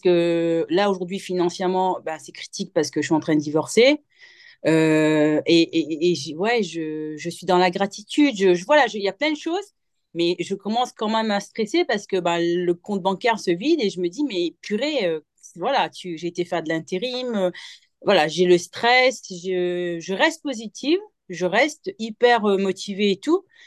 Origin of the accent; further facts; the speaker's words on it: Mauritius; moved away; also born or lived in Morocco; je suis mauricienne et j'ai vécu 11 ans au Maroc.